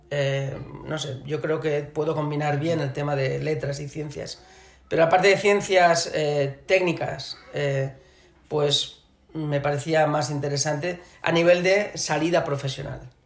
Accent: Barcelona, Catalonia, Spain; moved away as an adult; also born or lived in Shanghai, China; catalán, obviamente porque soy de Barcelona

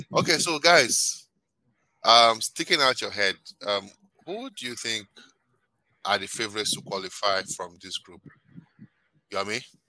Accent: Nigeria; also born or lived in Canada; I'm Nigerian

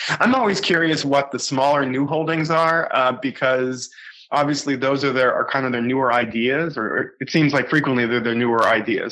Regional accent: Boston, Massachusetts, United States; I grew up in in the Boston area, suburban Boston

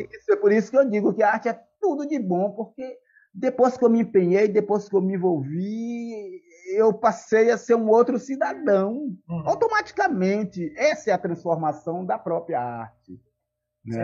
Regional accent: Salvador, Bahia, Brazil; moved away as an adult; now in São Cristóvão, Brazil; Sou da cidade de Salvador

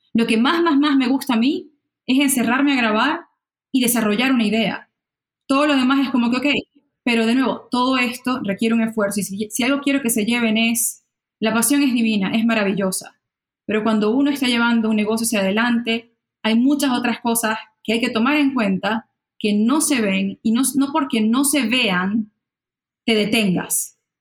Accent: Maracaibo, Zulia, Venezuela; first language Spanish; moved away as an adult; yo, tipo Maracucha

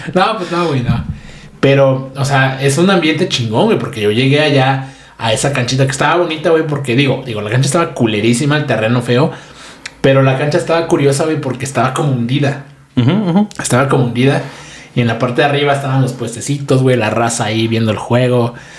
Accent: Oaxaca, Mexico; also born or lived in Monterrey; nací en Oaxaca, güey, viví aquí creo que como casi 20 años

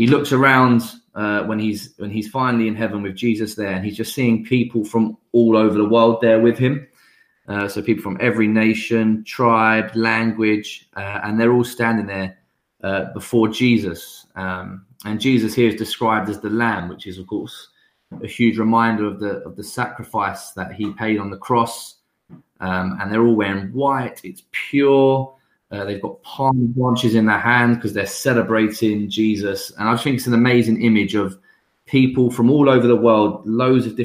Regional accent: London, United Kingdom; I grew up in London around loads of different nationalities, different people

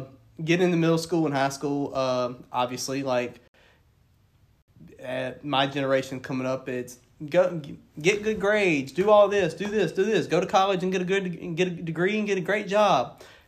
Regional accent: the South, United States; where we grew up down here in the South

